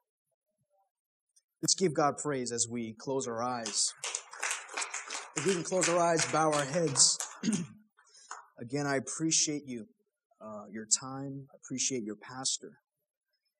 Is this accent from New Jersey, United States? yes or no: no; Killeen, Texas, United States; moved away; I'm from Killeen